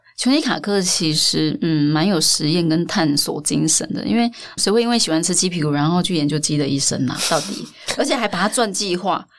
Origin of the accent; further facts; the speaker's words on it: Taiwan; 我们台湾人生活，台湾人每个人都吃过盐酥鸡